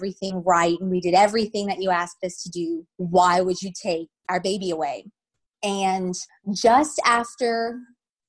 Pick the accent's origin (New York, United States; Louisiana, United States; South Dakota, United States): Louisiana, United States; I'm from Louisiana, born and raised in Louisiana.